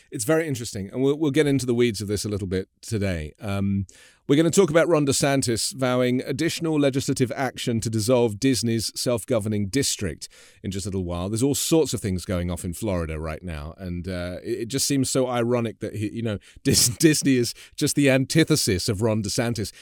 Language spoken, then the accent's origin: English; England, United Kingdom; moved away as an adult; now in Los Angeles, United States; I am from England, obviously, but I, I've been living